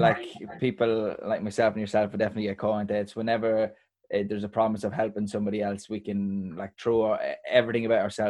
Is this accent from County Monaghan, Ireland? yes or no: no; Dundalk, County Louth, Ireland; moved away as an adult; also born or lived in London; I'm from Dundalk, small town, and I moved to London, and London's very busy.